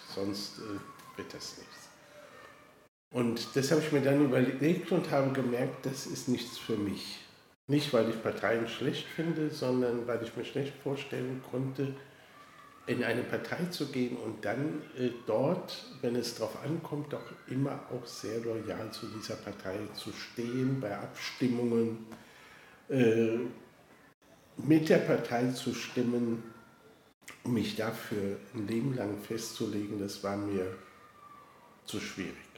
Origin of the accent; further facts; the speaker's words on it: Koblenz, Rhineland-Palatinate, Germany; ich bin äh, aufgewachsen in Koblenz, bin dort zur Schule gegangen